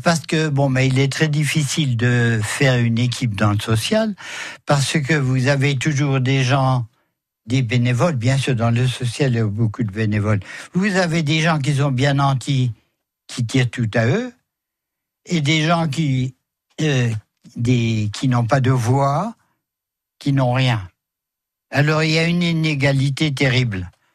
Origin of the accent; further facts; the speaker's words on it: Metz, Grand Est, France; chez nous à Metz